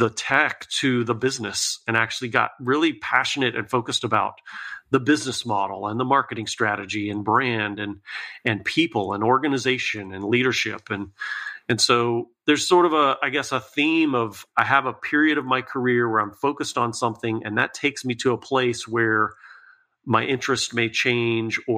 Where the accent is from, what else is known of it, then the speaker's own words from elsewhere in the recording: Lakeland, Florida, United States; moved away as an adult; now in Tennessee, United States; I was born and raised in Lakeland, Florida, and lived there for, you know, most of my childhood, a few years in Northern Florida.